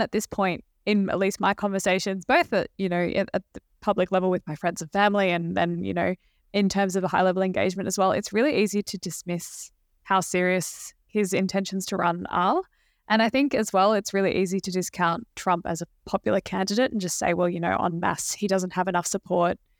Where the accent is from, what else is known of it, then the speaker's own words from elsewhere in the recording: Australia; as an Australian working on the book